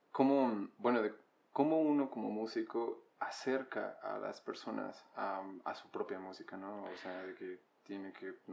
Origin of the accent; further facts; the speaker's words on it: Sinaloa, Mexico; Pues soy de Sinaloa.